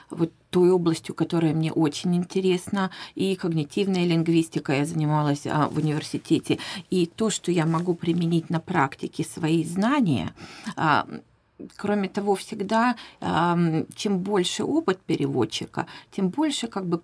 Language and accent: Russian; Vladivostok, Primorsky Krai, Russia; moved away as an adult; now in New Zealand; Я сама из Владивостока. В Новую Зеландию я приехала в 20